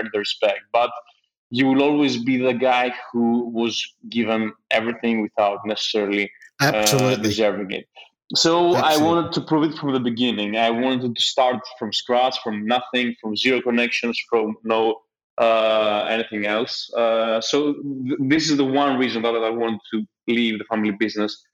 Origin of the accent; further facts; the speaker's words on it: Athens, Attica, Greece; moved away as an adult; also born or lived in London; I grew up in Athens